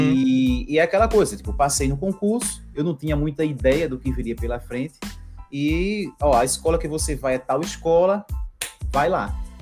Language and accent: Portuguese; Recife, Pernambuco, Brazil; sou aqui de Recife, Pernambuco, né, uhum. Nordeste